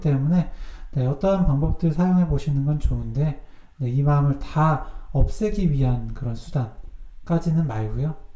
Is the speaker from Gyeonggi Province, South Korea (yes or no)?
no; Cheongju, North Chungcheong, South Korea; accent: Chungcheong dialect; moved away; 청주에서 학교 다녔잖아요